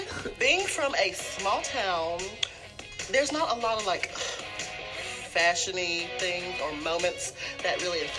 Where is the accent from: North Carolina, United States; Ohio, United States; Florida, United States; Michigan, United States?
North Carolina, United States; Ramseur; I'm 24 years of age, and I'm from Ramsor, North Carolina.